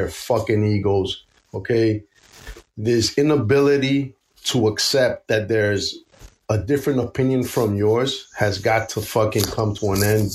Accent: United States; I am an American of Puerto Rican and Greek descent

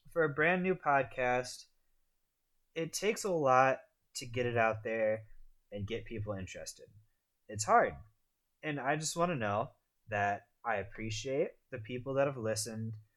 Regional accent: United States; I'm a I'm a American, living the American dream

